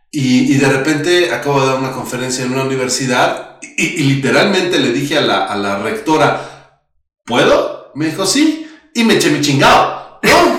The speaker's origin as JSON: {"language": "Spanish", "country": "Mexico", "said": "somos mexicanos"}